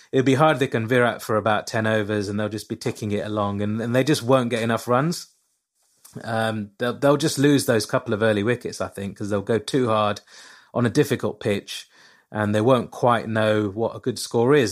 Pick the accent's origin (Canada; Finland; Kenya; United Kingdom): United Kingdom; England; I'm obviously born and bred in England